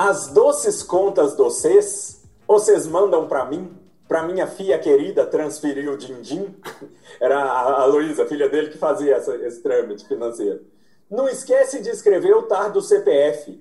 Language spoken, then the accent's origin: Portuguese; Belo Horizonte, Minas Gerais, Brazil; Eu sou de Minas